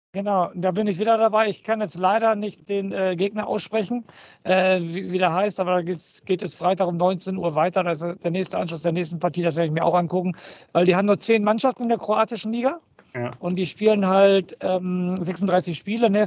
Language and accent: German; Germany; Bei uns in Deutschland